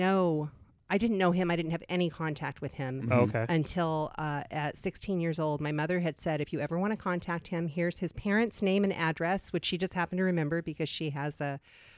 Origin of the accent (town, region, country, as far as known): Vancouver, Washington, United States; born or raised there; also born or lived in Oakland, California / Long Beach, Washington